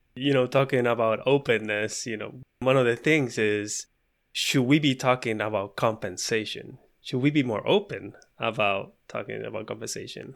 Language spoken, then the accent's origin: English; Puerto Rico; moved away as an adult; also born or lived in Alabama; We had to move from Puerto Rico, in our case, to Alabama to go to vet school